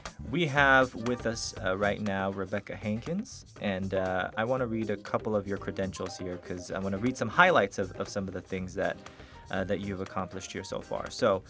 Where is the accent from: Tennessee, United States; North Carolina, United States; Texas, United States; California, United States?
Texas, United States; you're not a native Texan like me.